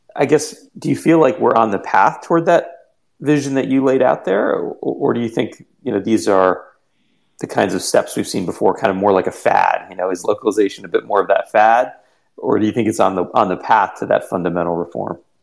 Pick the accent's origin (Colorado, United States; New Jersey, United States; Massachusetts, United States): New Jersey, United States; I have a similar roots in India and a similar you know childhood growing up in New Jersey.